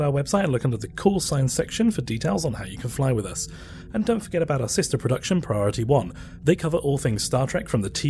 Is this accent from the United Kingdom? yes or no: yes; United Kingdom; we're British